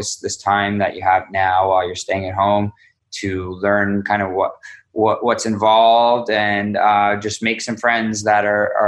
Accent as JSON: {"language": "English", "country": "Canada", "said": "being Canadian"}